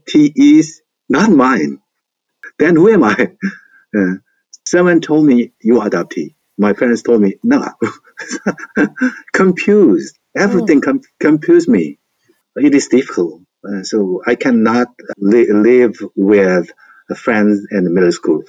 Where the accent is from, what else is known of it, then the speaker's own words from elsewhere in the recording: Gwangju, South Korea; English is a second language; I was born in Gwangju in Songjeongni.